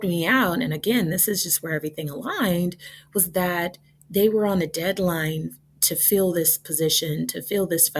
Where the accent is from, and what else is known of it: Indianapolis, Indiana, United States; born or raised there; moved away as an adult; also born or lived in Chapel Hill, North Carolina / Carrboro, North Carolina / Tübingen, Germany / Freiburg, Germany